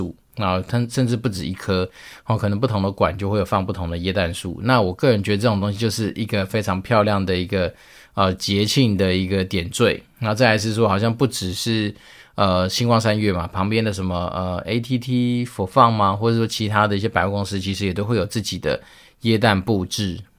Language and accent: Chinese; Taiwan; 其实有时候老美他们在吃很多东西的时候，确实是跟我们台湾人蛮不一样的